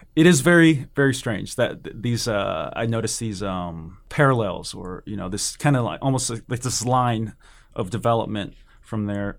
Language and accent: English; California, United States; also born or lived in Hawaii / San Jose / Oakland; I was born in Hawaii, and I don't remember any of that. We moved to, uh, California, my family